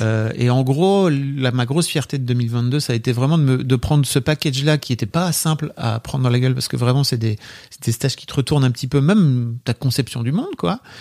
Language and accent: French; Paris, Île-de-France, France; on est parisien